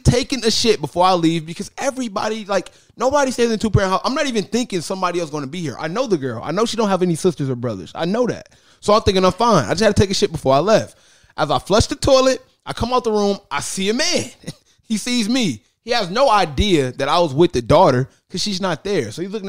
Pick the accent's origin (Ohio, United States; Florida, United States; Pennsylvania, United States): Ohio, United States; East Cleveland; I am from East Cleveland. If you don't know where that's at, I'm from the hood.